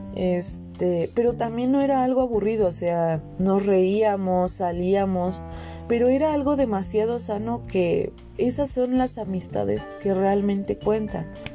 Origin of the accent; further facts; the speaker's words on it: Veracruz, Mexico; vengo de Veracruz y allí es una zona caliente